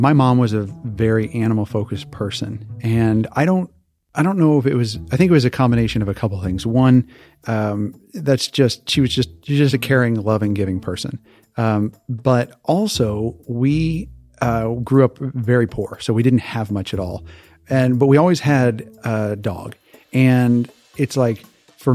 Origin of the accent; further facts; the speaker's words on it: Hawaii, United States; moved away; also born or lived in Missouri; I was born and raised in Hawaii